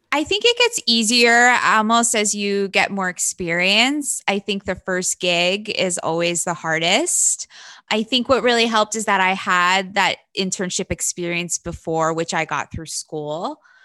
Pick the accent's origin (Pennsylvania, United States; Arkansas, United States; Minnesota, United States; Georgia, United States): Pennsylvania, United States; Wilkes-Barre; I'm from a, a town in Pennsylvania called Wilkes Barre, Pennsylvania